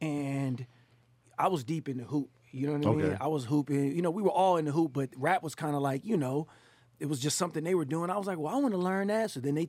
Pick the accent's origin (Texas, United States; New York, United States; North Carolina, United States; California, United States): California, United States; Richmond; now in Oakland, United States; I'm from the Bay Area. Right. Grew up in Richmond.